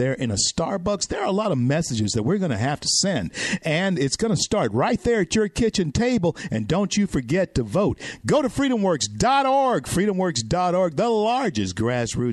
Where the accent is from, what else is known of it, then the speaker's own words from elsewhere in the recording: Louisiana, United States; Louisiana, the great state, my home state, the greatest state in the nation